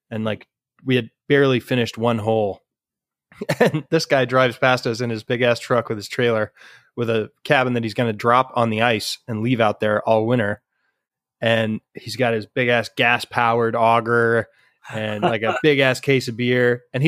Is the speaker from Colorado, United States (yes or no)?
yes; Colorado, United States; also born or lived in Michigan; growing up in Colorado and, you know, a little bit in Michigan, but we were kids